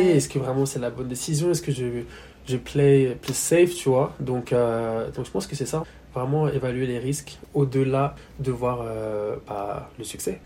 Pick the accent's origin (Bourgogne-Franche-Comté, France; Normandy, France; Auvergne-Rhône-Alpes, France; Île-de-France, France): Île-de-France, France; Yvelines, Paris suburbs; moved away as an adult; also born or lived in London; now in Hong Kong; j'ai majoritairement grandi dans les Yvelines, dans le 7-8, donc banlieue parisienne